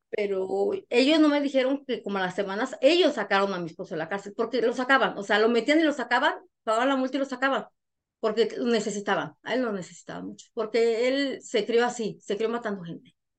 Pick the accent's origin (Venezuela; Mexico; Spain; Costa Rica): Mexico; Guanajuato; moved away as an adult; now in United States; trabajé para el gobierno de mi pueblo, de mi municipio, soy de Guanajuato